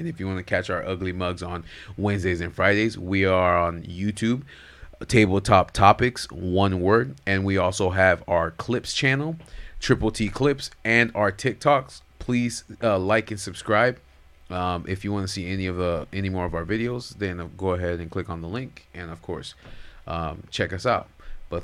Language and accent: English; Florida, United States; accent: Haitian Florida; My Haitian Florida accent came in.